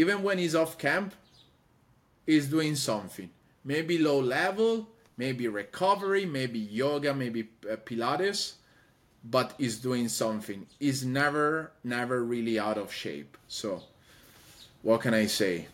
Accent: Padua, Veneto, Italy; moved away as an adult; also born or lived in Rome; now in Los Angeles, United States; I'm from Padova, the city of Padova

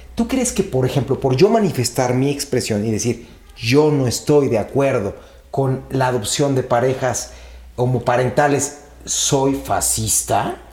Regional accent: Mexico; yo lo digo como mexicano

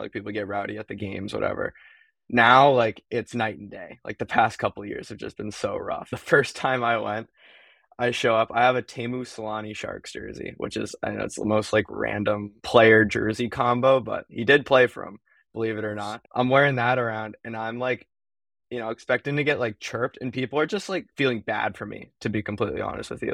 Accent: East Bay, Bay Area, California, United States; moved away as an adult; now in Boston, United States; I'm from the Bay Area, small town in the East Bay of California

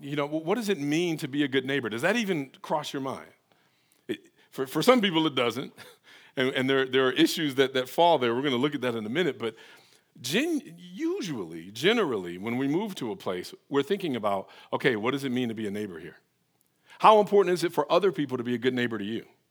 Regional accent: Detroit, Michigan, United States; now in Atlanta, United States; I'm from Detroit

